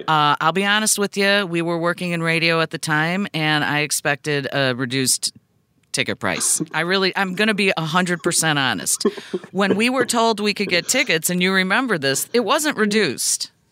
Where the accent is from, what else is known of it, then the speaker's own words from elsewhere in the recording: United States; I'm still an American 'cause I was born here